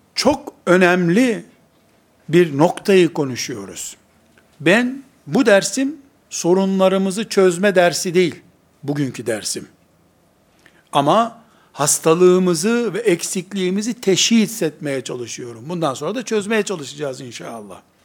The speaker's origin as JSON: {"language": "Turkish", "country": "Turkey", "said": "Biz Türkiye'liyiz."}